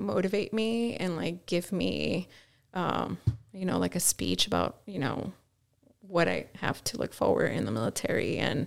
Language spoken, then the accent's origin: English; Chicago, Illinois, United States; growing up in Chicago, you know, West Side. South Side